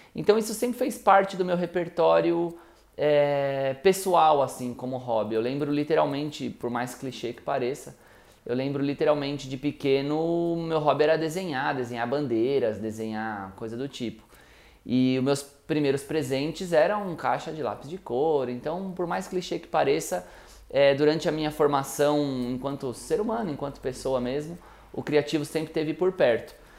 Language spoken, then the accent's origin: Portuguese; ABC Paulista, São Paulo, Brazil; eu nasci no ABC, fui criado no ABC